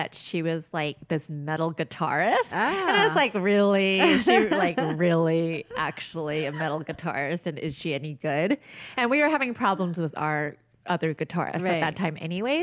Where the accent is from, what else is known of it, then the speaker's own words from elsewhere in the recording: Upland, California, United States; I'm from Upland